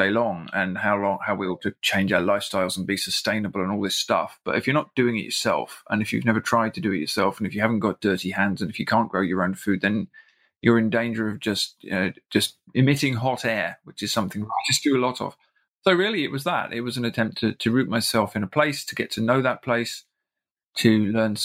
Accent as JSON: {"language": "English", "region": "South East England", "country": "United Kingdom", "moved": "as an adult", "lives_now": "Ireland", "said": "The place that I do come from is now a giant suburb in the southeast of England that I can't bear to live"}